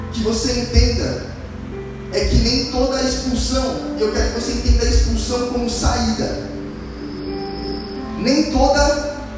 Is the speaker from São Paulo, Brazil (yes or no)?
yes; Santo André, São Paulo, Brazil; Eu já mudei duas ou três vezes. Vim de Santo André para Atibaia, de Atibaia para Bragança e de Bragança eu voltei para Santo André.